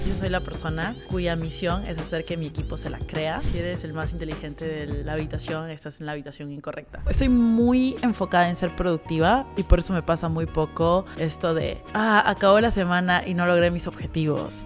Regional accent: Peru

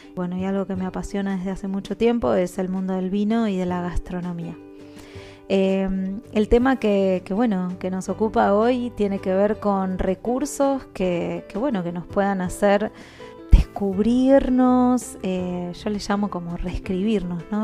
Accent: Argentina; moved away as an adult; also born or lived in Guatemala / Panama; now in Vevey, Switzerland; soy argentina viviendo en el exterior hace ya casi ocho años

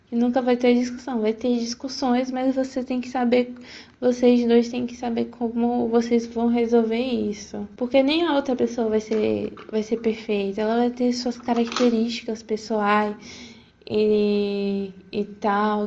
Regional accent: Feira de Santana, Bahia, Brazil; sou de Feira de Santana

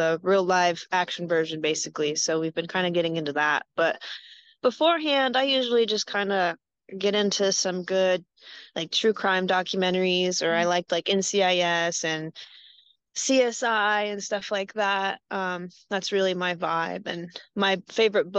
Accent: Greenville, North Carolina, United States; moved away as an adult; also born or lived in Denver, Colorado; now in Columbus, United States; I was raised in Greenville, North Carolina

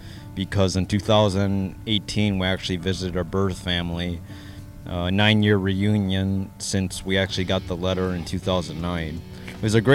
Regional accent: Twin Cities area of Minnesota, United States; also born or lived in South Korea

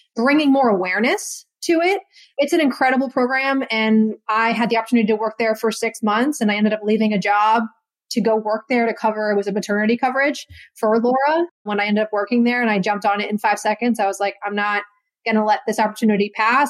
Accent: Connecticut, United States; I was from Connecticut

